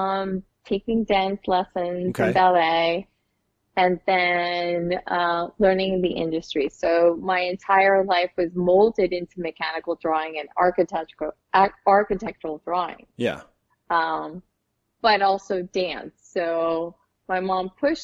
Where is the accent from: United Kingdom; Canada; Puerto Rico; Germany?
Puerto Rico; I was born in Puerto Rico